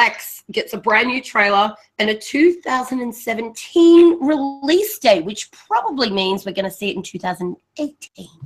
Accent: Australia; Being an Australian

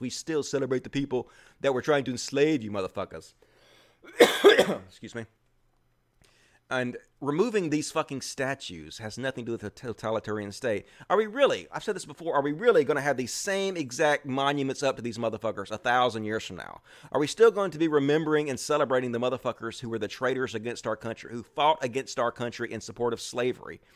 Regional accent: the South, United States; accent: Southern; that's just my Southern accent

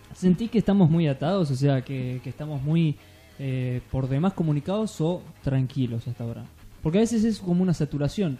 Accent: Entre Ríos, Argentina; moved away; nacimos en Entre Ríos, venimos de allá

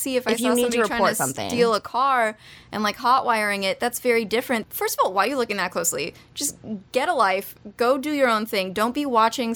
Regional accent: Arizona, United States; my home state

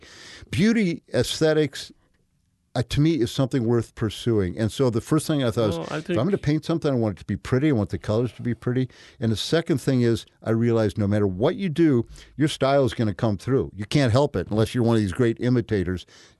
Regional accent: Peoria, Illinois, United States; Well, I was a nature boy as a kid, growing up in Peoria.

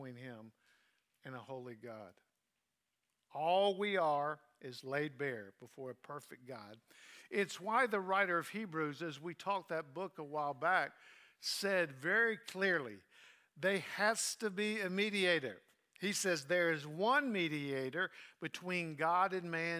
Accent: Southern United States, United States; I'm as American as you can get, as Southern as you can get, as countrified as you can get

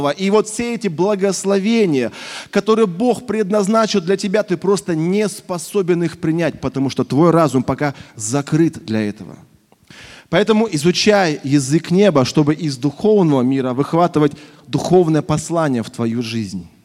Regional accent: Russia; also born or lived in Krasnoyarsk; я родился в Красноярске, но большую часть жизни прожил в небольшом провинциальном городе в своей молодости.

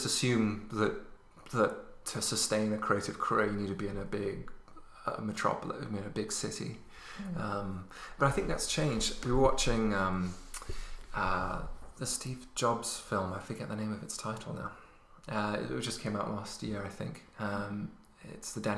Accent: Luxembourg; moved away as an adult; also born or lived in England / London, United Kingdom; now in Paris, Ontario, Canada; I was born in England, my parents are British, but I left when I was 8. Oh. So I was only there for the first 8 years of my life. Okay. And then I moved to Luxembourg, which is where I grew up

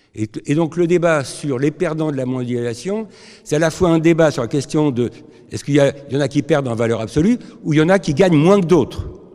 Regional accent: France; je suis français

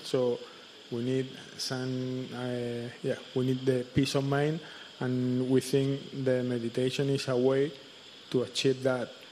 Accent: Spain; we come together from from Spain

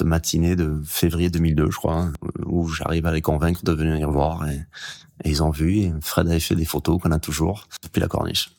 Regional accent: Hendaye, Nouvelle-Aquitaine, France; j'ai grandi en Daille

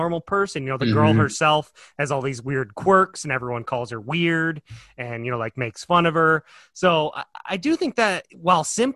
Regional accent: Northern Michigan, United States; I grew up in Northern Michigan

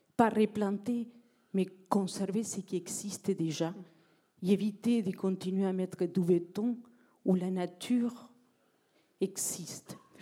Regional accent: south, Madagascar; moved away as an adult; now in France; dans ma vie, j'ai vécu à Madagascar. Je viens du Sud. Ça fait 30 ans que je suis en France

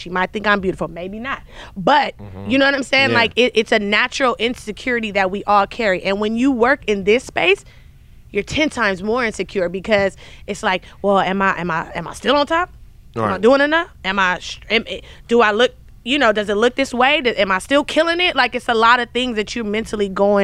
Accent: Compton, California, United States; I'm from Compton

